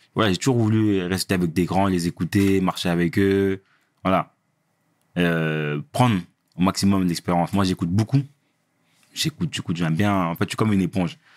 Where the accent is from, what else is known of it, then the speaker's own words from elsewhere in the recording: Villiers-le-Bel, Île-de-France, France; on vient de Ville-Belle